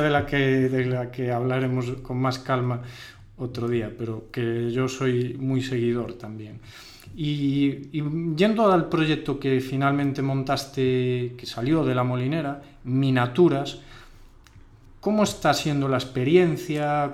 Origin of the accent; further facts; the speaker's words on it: Ourense, Galicia, Spain; nosotros somos de Urense